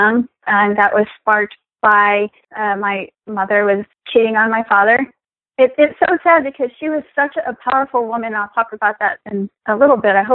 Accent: Texas, United States; moved away as an adult; now in Florida, United States; I'm originally from Texas. The military brought me to the beautiful Sunshine State

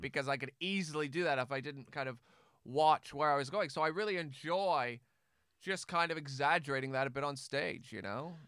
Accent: Canada; moved away as an adult; now in England; I only realize once I left Canada, yeah, I'm very Canadian

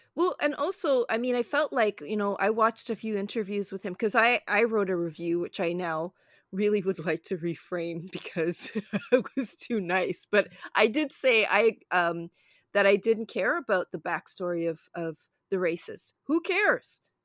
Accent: Toronto, Ontario, Canada; also born or lived in Brooklyn, New York, United States; we moved from, uh, the States to a shared house with, uh, my mom's best friend and her family, and then I think they found a house, and then we found the house, which was not far because they liked the West End of Toronto

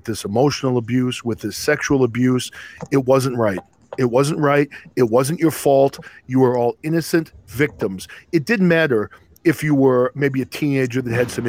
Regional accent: New England, United States; I was a Catholic growing up in New England

